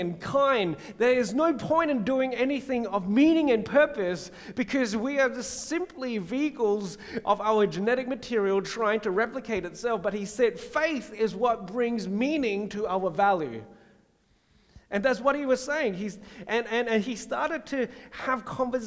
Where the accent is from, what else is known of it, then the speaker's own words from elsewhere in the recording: Singapore; When I was a kid growing up in Singapore